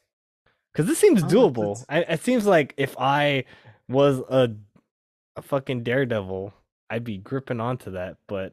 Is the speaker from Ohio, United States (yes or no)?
no; California, United States; because I'm a Californian.